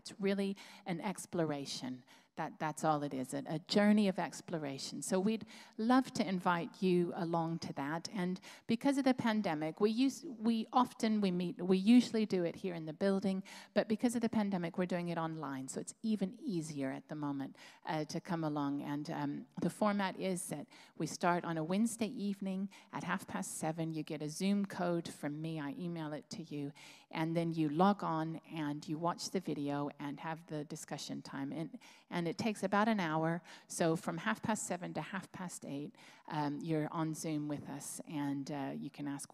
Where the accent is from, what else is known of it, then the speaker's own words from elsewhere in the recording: United States; moved away as an adult; now in Plymouth, United Kingdom; I'm American